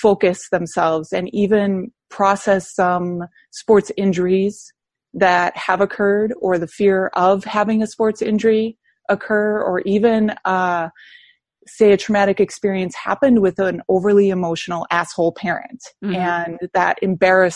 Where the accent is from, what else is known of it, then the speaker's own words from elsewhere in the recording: Wisconsin, United States; moved away as an adult; also born or lived in South Carolina; I'm from Wisconsin